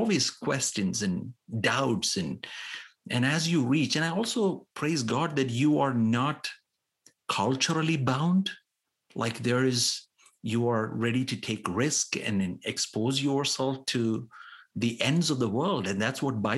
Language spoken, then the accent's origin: English; India; as an Indian